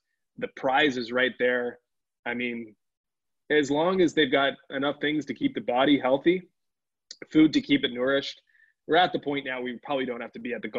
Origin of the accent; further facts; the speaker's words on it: Edmonton, Alberta, Canada; born there; Born and bred in Edmonton. Yep. Well, not bred, but born in Edmonton. So I haven't been back there